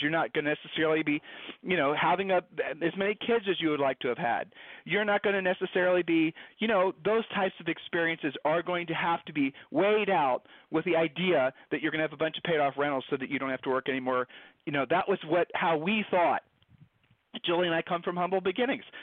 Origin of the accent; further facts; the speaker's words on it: Ohio, United States; we're from Ohio